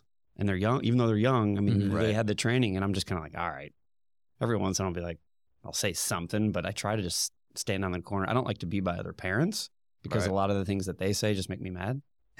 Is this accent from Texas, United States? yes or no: no; Indiana, United States; Pretty much born and raised in Indiana. Moved around a lot when I was younger. Went to North Central High School, then straight into Indiana University.